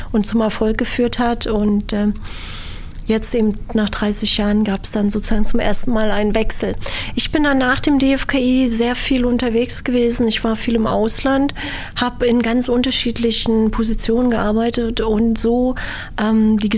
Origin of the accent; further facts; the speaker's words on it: Berlin, Germany; in Berlin aufgewachsen aufgewachsen, bin hier zur Schule gegangen